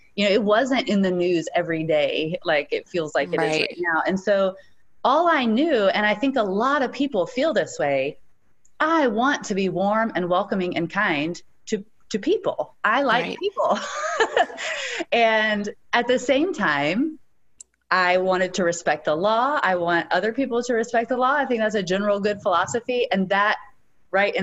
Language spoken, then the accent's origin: English; East Tennessee, United States; moved away as an adult; also born or lived in Los Angeles; I was born and raised in East Tennessee, and my dad was a pastor, and I grew up very much, very Southern